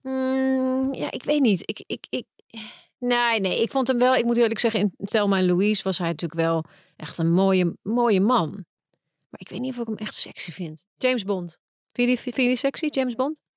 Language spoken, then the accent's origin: Dutch; Netherlands; als Nederlandse vrouw